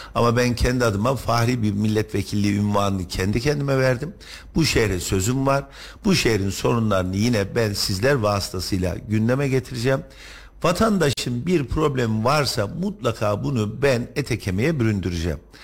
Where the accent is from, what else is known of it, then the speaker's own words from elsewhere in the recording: Kayseri Province, Turkey; Ben Kayseri'de doğdum, büyüdüm, okudum, ekmeğini yedim